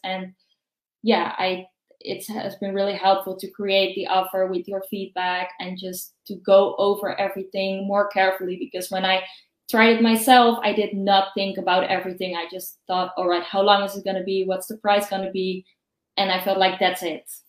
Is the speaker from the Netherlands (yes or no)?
yes; Netherlands; I'm from the Netherlands